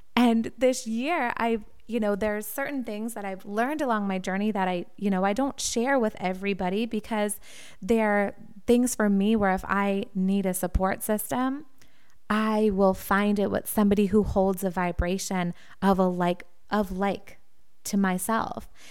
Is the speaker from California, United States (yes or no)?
no; Wilmington, Massachusetts, United States; W C T V in Wilmington, Massachusetts, my hometown